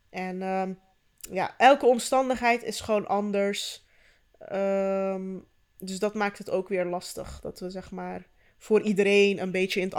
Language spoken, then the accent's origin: Dutch; Turkey; Maar ook, ik ben Turks en niet Marokkaans.